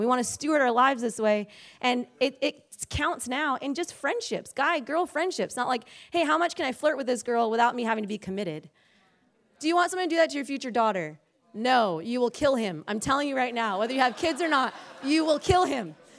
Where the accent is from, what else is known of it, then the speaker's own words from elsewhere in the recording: Hawaii, United States; moved away as an adult; we were born and raised in Hawaii